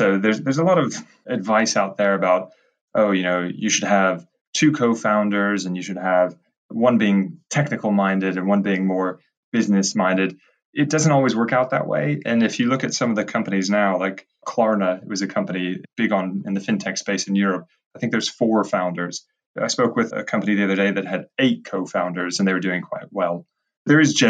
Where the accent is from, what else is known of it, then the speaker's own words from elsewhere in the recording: United States; moved away as an adult; also born or lived in Edinburgh / Cambridge; being American